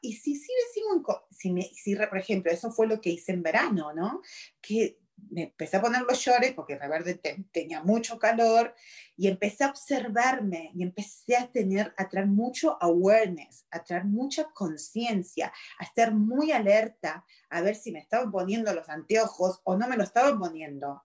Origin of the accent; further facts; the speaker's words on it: Argentina; also born or lived in Virginia, United States; now in United States; soy originalmente de Argentina, vine de Argentina acá, wow, hace 26 años